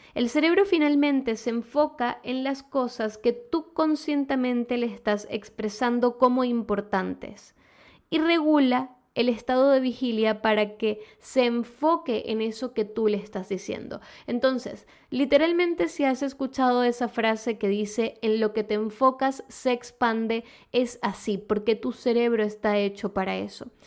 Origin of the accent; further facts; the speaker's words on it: Venezuela; moved away; ambas somos de Venezuela